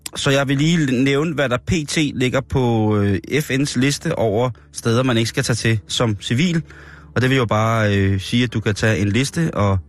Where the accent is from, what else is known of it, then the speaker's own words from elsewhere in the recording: Denmark; Så forklarer jeg bare dansker